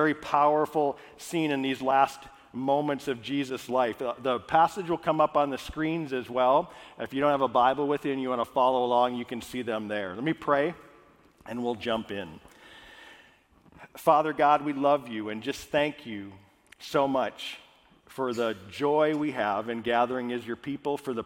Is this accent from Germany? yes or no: no; Minnesota, United States; I grew up in Minnesota, all Scandinavian.